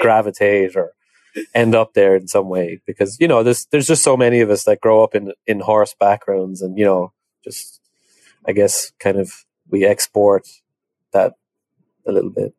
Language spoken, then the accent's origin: English; Ireland; moved away as an adult; also born or lived in Dublin, Ireland; now in United States; So I come from Ireland originally. Um, I grew up in a horse, horsey background, like a lot of people in Ireland do.